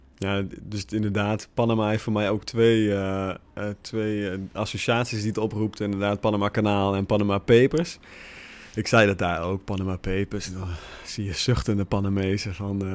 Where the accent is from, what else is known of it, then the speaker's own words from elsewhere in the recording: Netherlands; wij hebben daar geen controle over als Nederlanders